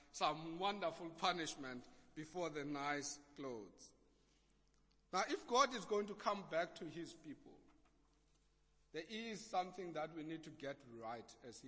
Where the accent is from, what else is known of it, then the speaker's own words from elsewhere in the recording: Eastern Cape, South Africa; accent: Xhosa; I was a kid growing up in the Eastern Cape